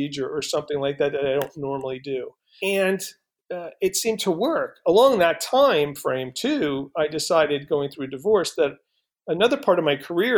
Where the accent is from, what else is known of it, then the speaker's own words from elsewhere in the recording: East Coast, United States; moved away; Being from the East Coast